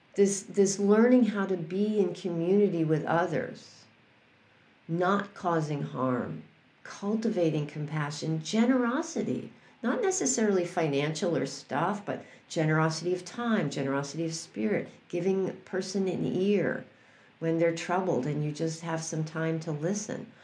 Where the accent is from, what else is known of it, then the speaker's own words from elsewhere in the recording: New York City, New York, United States; I grew up in New York City.